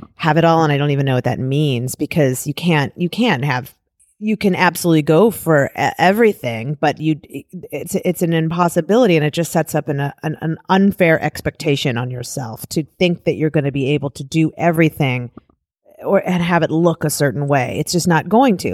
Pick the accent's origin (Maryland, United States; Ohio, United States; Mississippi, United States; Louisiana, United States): Ohio, United States; Cleveland Heights; I grew up in Cleveland, Cleveland Heights